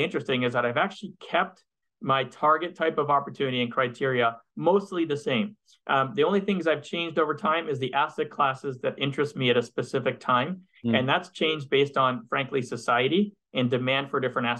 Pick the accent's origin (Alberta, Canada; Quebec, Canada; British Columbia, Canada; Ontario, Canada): Quebec, Canada; Montreal; moved away as an adult; now in United States; I'm originally from Montreal, and I spent half my life in Montreal, and I moved to the US, you know, maybe 20 years ago